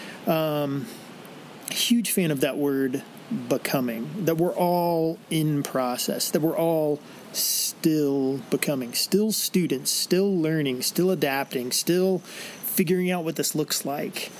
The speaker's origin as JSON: {"language": "English", "region": "Illinois", "country": "United States", "tie": "born or raised there", "said": "I grew up in Illinois"}